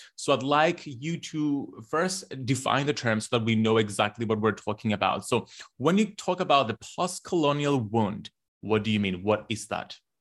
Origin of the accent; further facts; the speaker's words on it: Cyprus; growing up in Cyprus, we are a colonized nation